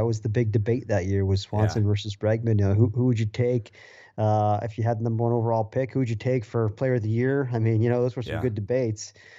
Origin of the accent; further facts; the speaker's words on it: Massachusetts, United States; I remember, you know, I grew up in Massachusetts